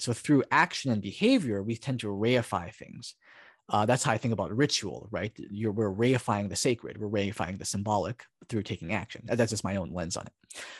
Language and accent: English; Hawaii, United States; also born or lived in Oregon; now in Portland, United States; Japanese, uh, uh, person from Hawaii